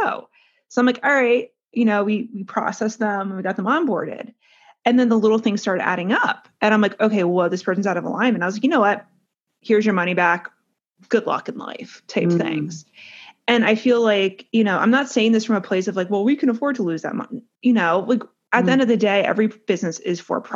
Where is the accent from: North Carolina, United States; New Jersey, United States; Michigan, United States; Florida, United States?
New Jersey, United States; we're from Jersey. We know how we are. We're from North Jersey.